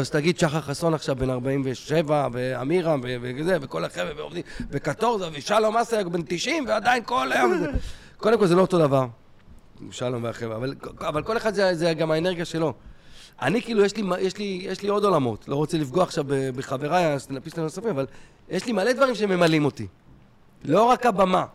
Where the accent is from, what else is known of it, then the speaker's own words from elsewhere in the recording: Kfar Saba, Central District, Israel; גדלתי בשכונה טובה בכפר סבא